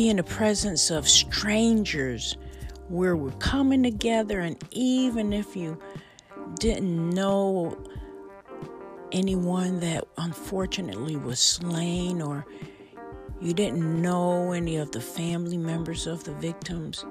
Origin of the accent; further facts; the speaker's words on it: Buffalo, New York, United States; my hometown, Buffalo, New York